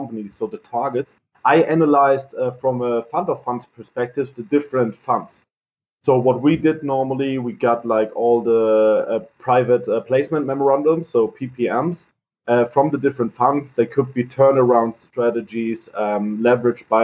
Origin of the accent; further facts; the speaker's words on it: Heidelberg, Baden-Württemberg, Germany; I'm born and raised in Heidelberg.